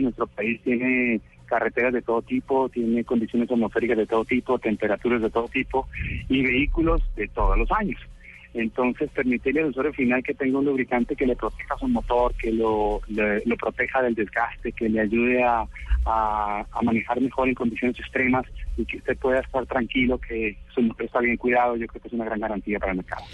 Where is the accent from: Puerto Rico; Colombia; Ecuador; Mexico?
Colombia; Cali, Valle del Cauca; Yo soy caleño.